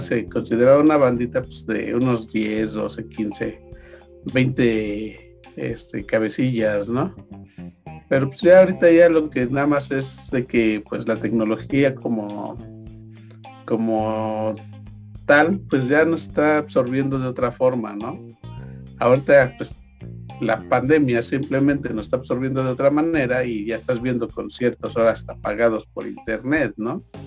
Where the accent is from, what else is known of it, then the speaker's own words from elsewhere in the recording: Mexico; nosotros como mexicanos